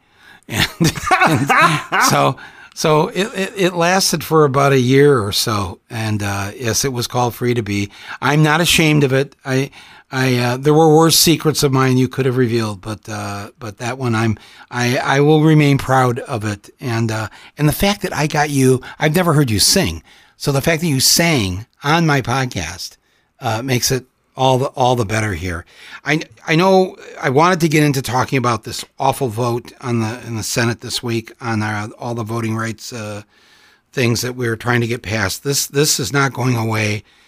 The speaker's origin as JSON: {"language": "English", "country": "United States", "said": "as an American"}